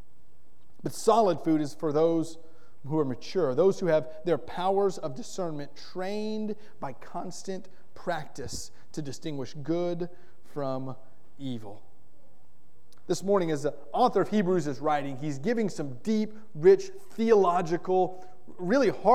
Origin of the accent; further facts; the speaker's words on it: Florida, United States; Growing up in Florida, we had lime trees in our yard